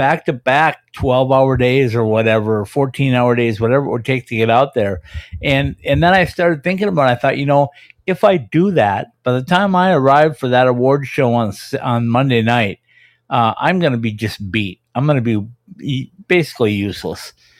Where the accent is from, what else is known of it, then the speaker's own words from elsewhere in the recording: Minnesota, United States; moved away; I grew up in Minnesota